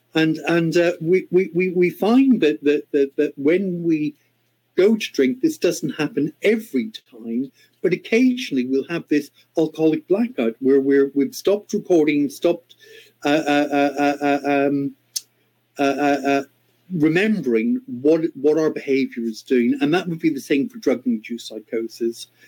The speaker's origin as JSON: {"language": "English", "country": "Ireland", "moved": "yes", "said": "my home country of Ireland"}